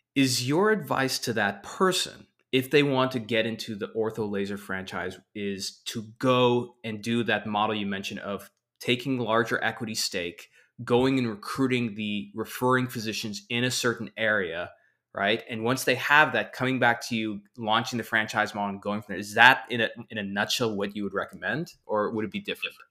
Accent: Texas, United States; now in Southern California, United States; I'm a guy from Texas

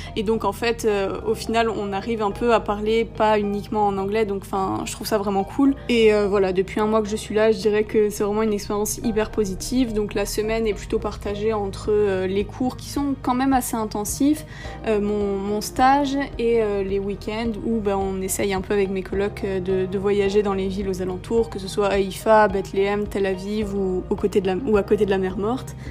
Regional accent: Bastia, Corsica, France; moved away as an adult; also born or lived in Menton; now in Jerusalem, Israel; j'ai grandi à Bastia euh, près de en Haute-Corse

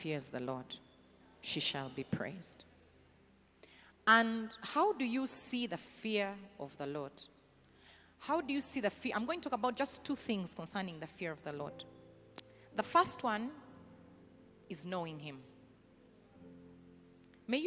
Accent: the West, Western Region, Uganda; I'm from the West, as in so what? I don't identify by my tribe.

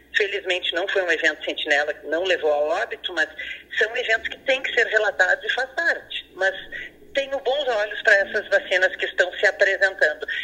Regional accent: Pelotas, Rio Grande do Sul, Brazil; also born or lived in Porto Alegre; mesmo sendo pelotense

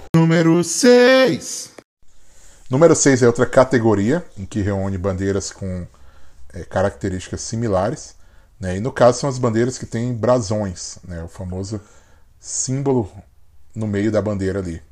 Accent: Brasília, Federal District, Brazil; also born or lived in Piauí; Mudei quando eu tinha sete anos

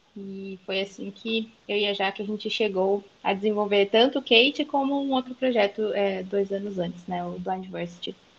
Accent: interior of São Paulo, Brazil; also born or lived in Sumaré; Eu sou do interior de São Paulo, moro atualmente em Sumaré

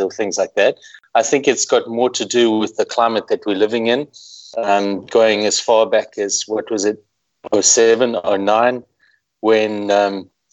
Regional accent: South Africa; being the South African

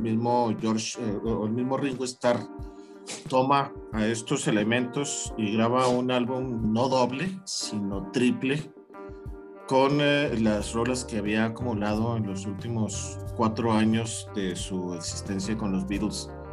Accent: Chihuahua, Mexico; mi ciudad natal, Chihuahua.

